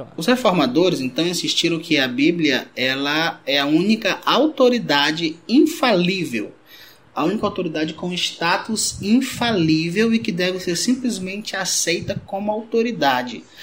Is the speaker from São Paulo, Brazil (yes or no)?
no; Rio Branco, Acre, Brazil; also born or lived in Cruzeiro do Sul, Acre; sou aqui de Rio Branco Acre